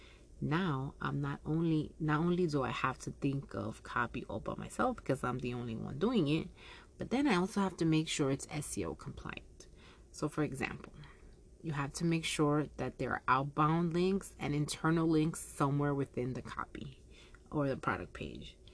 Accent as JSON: {"language": "English", "town": "Yonkers", "region": "New York", "country": "United States", "tie": "born or raised there", "said": "Yonkers is my hometown"}